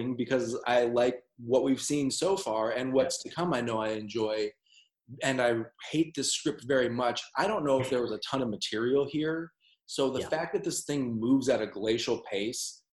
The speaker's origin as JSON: {"language": "English", "country": "United States", "moved": "yes", "said": "I'm an American"}